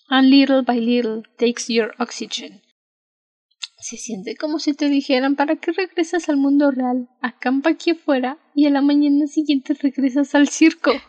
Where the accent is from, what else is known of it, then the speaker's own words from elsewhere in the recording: Mexico; Creo que solo porque soy mexicana los franceses no me odiarían, porque al parecer les caen bien los mexicanos